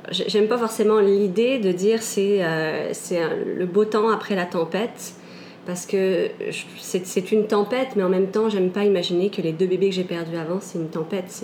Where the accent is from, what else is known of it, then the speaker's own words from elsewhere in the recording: Canada; also born or lived in France; je suis née en France. Je suis arrivée au Canada quand j'étais très jeune. Et j'ai fait pas mal d'allers-retours entre les deux.